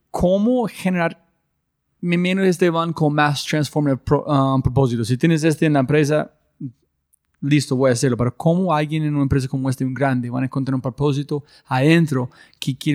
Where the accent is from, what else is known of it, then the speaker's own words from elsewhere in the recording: Colombia; Spanish is a second language; hay unas cosas que tenemos como colombianos que son imposible ver a veces